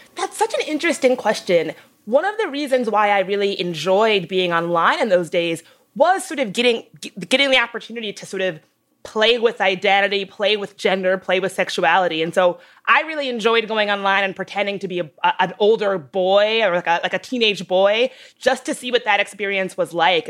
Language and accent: English; the South, United States; a girl growing up in the South